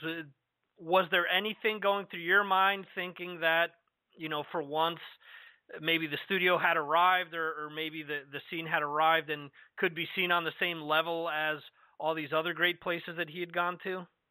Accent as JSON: {"language": "English", "region": "New Jersey", "country": "United States", "moved": "yes", "said": "I'm originally from New Jersey"}